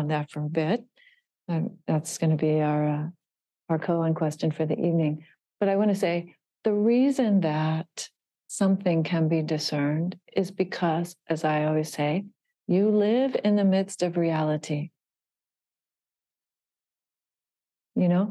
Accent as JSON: {"language": "English", "town": "Miami Beach", "region": "Florida", "country": "United States", "tie": "born or raised there", "said": "I was born in Miami Beach"}